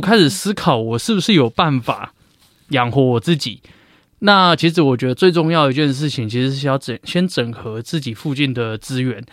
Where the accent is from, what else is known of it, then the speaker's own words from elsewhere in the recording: Taiwan; 我们台湾这边